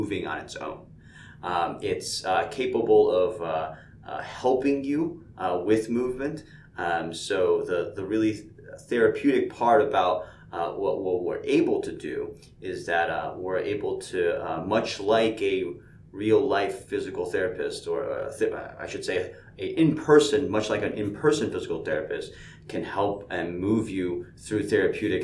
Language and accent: English; Connecticut, upstate New York, United States; moved away as an adult; now in Atlanta, United States; I grew up mostly in the Northeast, upstate New York, in Connecticut. I moved to Atlanta at this point